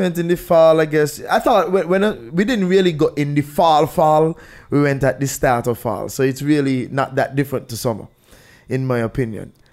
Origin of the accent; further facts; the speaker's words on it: St. Kitts & Nevis; I'm from Saint Kitts